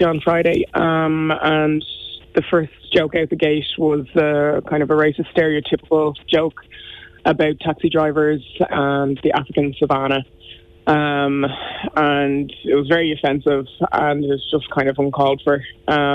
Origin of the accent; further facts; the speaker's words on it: Ireland; I have the same Irish that any Irish person has that's gone through primary and secondary school here